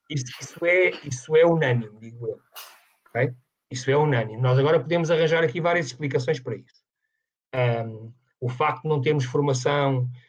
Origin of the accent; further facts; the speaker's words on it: Amadora, Lisbon, Portugal; eu nasci na Amadora